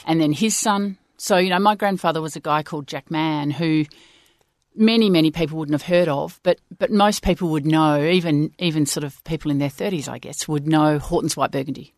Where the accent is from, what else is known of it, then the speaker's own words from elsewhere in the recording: Swan Valley, Western Australia, Australia; we grew up in the Swan Valley